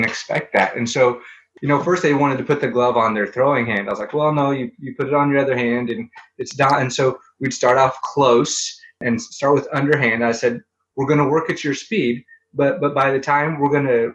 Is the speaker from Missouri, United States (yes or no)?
yes; Springfield, Missouri, United States; I'm from Springfield, Missouri.